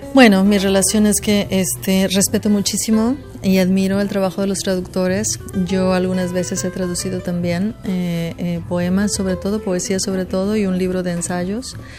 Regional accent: Mexico; now in Houston, United States; soy escritora mexicana que vive en Estados Unidos

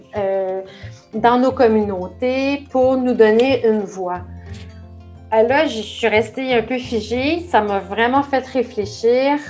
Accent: Oka, Quebec, Canada; Quand j'étais jeune, j'habitais à Oka

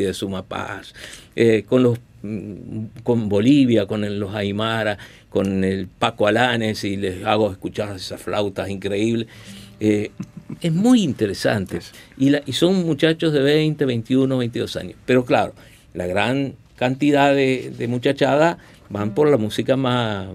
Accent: Tacuarembó, Uruguay; en Tacuarembó, en mi pueblo

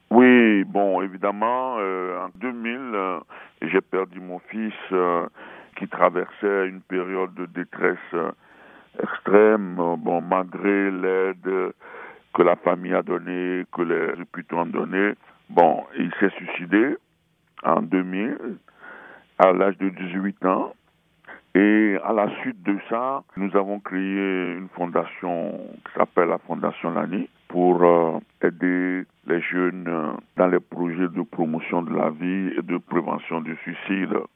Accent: Atakpamé, Plateaux, Togo; moved away as an adult; also born or lived in Quebec City, Canada; now in Gatineau, Canada; Atakpame, c'est ma ville euh, de naissance au Togo et c'est une ville euh, qui est entourée de sept collines. Donc je raconte euh, mon histoire, mon enfance au Togo

